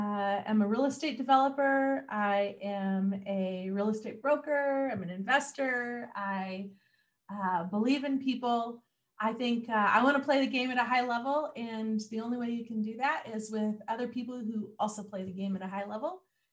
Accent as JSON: {"language": "English", "town": "Mount Vernon", "region": "Washington", "country": "United States", "tie": "born there", "also_born_or_lived": "Bellingham / Seattle / Anchorage, Alaska / Southern California", "said": "No. I was born in Mount Vernon. We lived everywhere from Bellingham to Seattle, Anchorage, Alaska. I spent a couple summers growing up down in Southern California."}